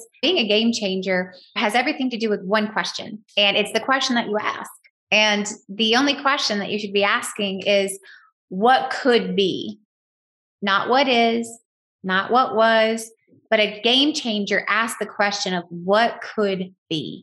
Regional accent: the South, United States; accent: very Southern; I use my very Southern accent

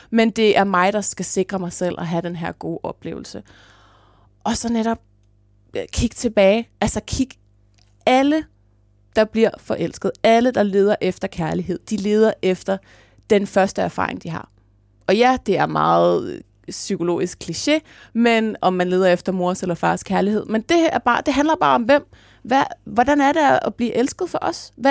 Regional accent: Jutland, Denmark; accent: Jutlandic; jeg snakker jysk normalt.

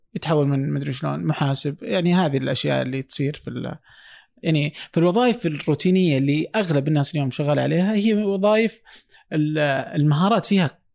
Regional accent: Saudi Arabia; عندنا في السعوديه

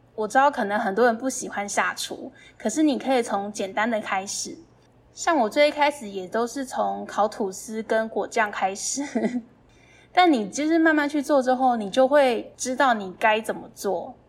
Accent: northern Taiwan, Taiwan; 我是北部人，所以我小的时候其实没有吃过南部粽

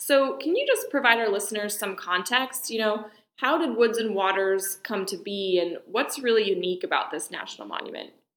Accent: Cumberland, Maine, United States; I grew up in Cumberland, Maine

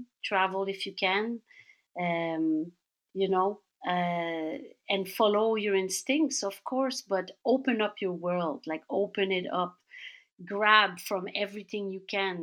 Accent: Laval, Quebec, Canada; I grew up in suburbia in Laval

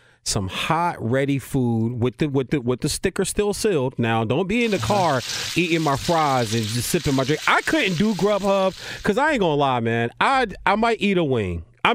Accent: East Coast, United States; I grew up on the East Coast in the NFC East all my life. I've seen hundreds of Giants games.

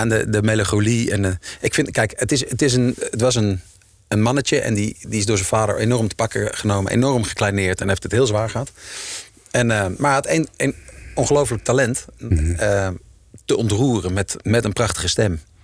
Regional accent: Utrecht, Netherlands; Ik kom uit Utrecht

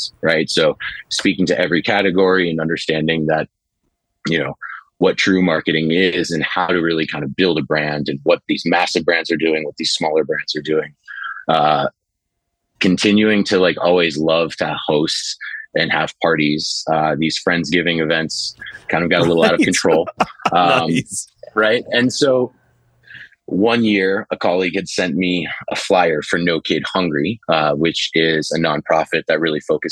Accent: New Hampshire, United States; now in New York City, United States; I grew up in New Hampshire. I live here in New York City.

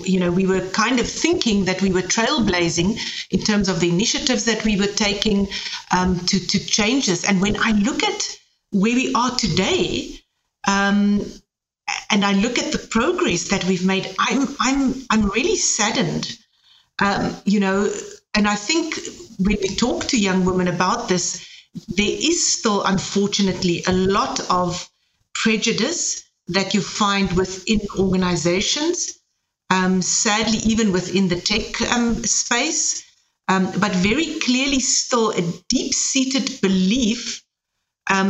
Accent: South Africa; now in Germany; I'm coming from South Africa

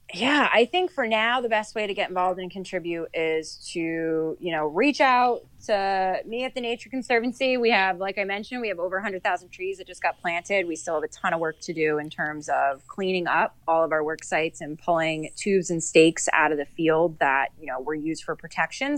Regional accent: Sussex County, New Jersey, United States; I grew up in Sussex County.

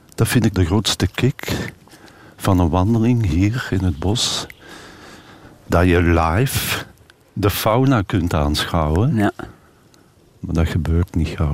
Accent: Turnhout, Flanders, Belgium; bij ons thuis in Turnhout

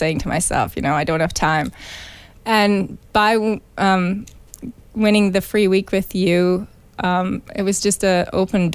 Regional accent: Olds, Alberta, Canada; Born and raised in Olds.

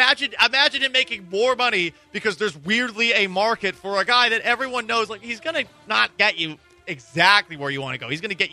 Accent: South Carolina, United States; When I was growing up in South Carolina, my father always used to pelt me with a peach.

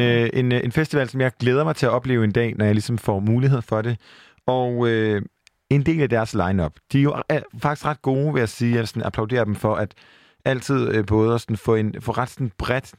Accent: Denmark; jeg er vokset op på landet i Jylland

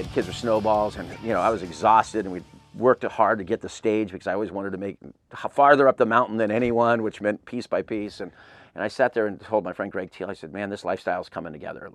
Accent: Claremont, California, United States; I grew up in Claremont

